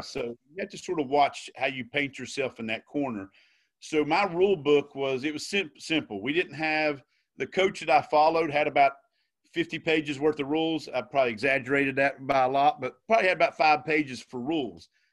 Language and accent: English; Logan County, West Virginia, United States; I, I grew up in Logan County, born and raised